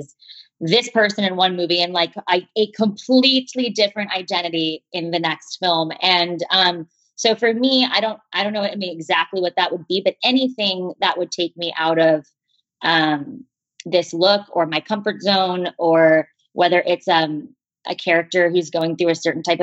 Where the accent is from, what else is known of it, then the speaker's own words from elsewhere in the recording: Parkland, Florida, United States; moved away; my hometown and to the hallways that I once walked down